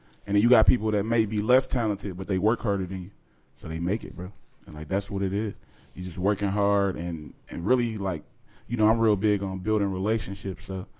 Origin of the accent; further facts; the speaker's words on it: Chicago, Illinois, United States; I was born in Chicago, Illinois, man.